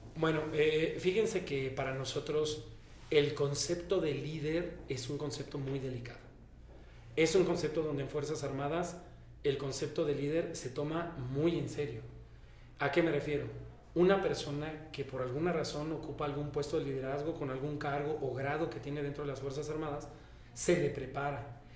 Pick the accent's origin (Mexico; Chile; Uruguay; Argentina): Mexico; como todo mexicano